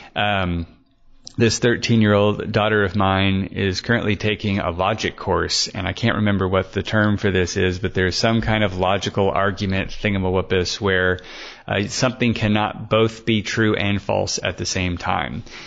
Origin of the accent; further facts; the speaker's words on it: Emporia, Kansas, United States; my hometown of Emporia, Kansas